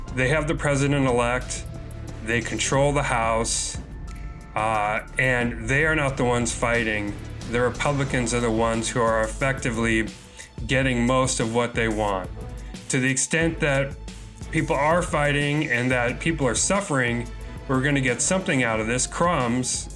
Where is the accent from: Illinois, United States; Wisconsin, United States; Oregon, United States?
Illinois, United States; Chicago; Chicago, my hometown